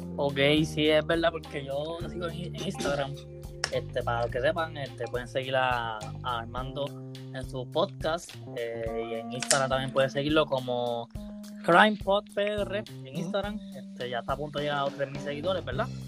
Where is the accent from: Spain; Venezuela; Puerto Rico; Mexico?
Puerto Rico; Caguas; yo soy de Cagua